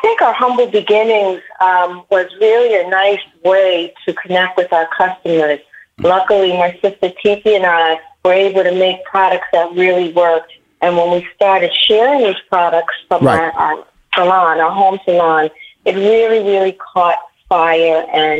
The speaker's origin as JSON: {"language": "English", "region": "New York", "country": "United States", "lives_now": "Miami, United States", "said": "So right now I'm calling from South Florida. Miami. I'm originally from New York, but I was able to get here."}